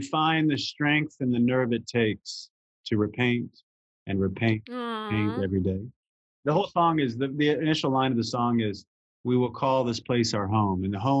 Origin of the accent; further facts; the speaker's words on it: Southern Illinois, United States; I'm from Southern Illinois, which is not that far south.